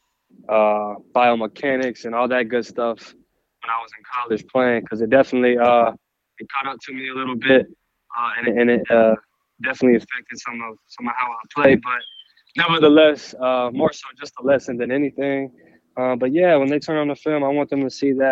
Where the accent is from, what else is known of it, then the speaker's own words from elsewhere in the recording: Texas, United States; represent for my home state